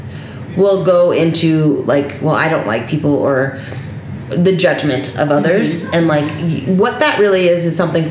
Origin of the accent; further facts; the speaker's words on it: Las Vegas, Nevada, United States; I grew up in Las Vegas